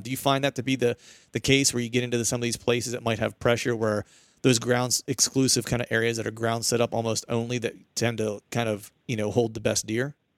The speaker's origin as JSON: {"language": "English", "region": "Pennsylvania", "country": "United States", "said": "I'm from Pennsylvania"}